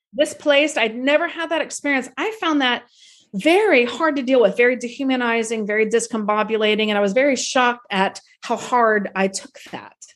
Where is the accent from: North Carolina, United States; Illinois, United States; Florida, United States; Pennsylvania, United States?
Florida, United States; Tallahassee; now in New York City, United States; my childhood home in Tallahassee